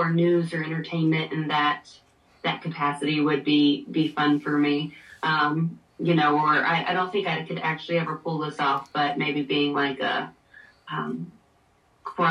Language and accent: English; Hickory, North Carolina, United States; my hometown's Hickory Oktoberfest